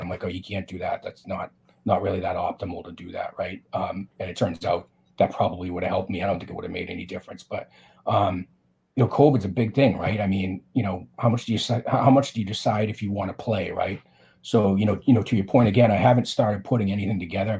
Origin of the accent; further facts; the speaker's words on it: Boston, Massachusetts, United States; I'm from Boston